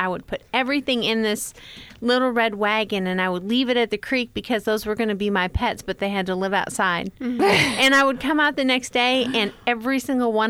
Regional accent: New York, United States; I grew up in New York

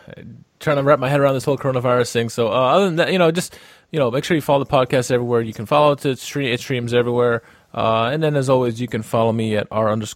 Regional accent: United States; As an American

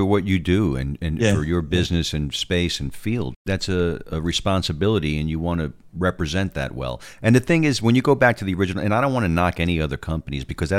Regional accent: New York, United States; now in Texas, United States; I am a New Yorker

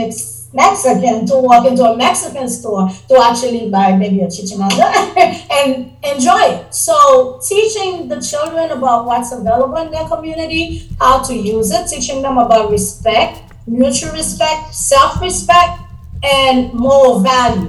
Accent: Haiti; also born or lived in New York, United States; now in Florida, United States; I am originally from Haiti. I spent 32 years in New York, and now I'm here in Florida.

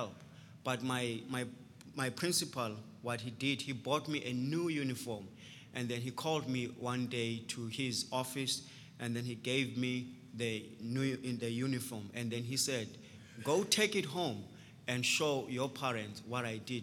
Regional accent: Transkei, Eastern Cape, South Africa; also born or lived in Port Elizabeth, South Africa; I grew up in Transkei

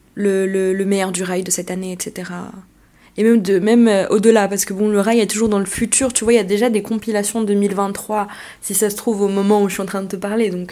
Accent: Algeria; quand on est algérien.

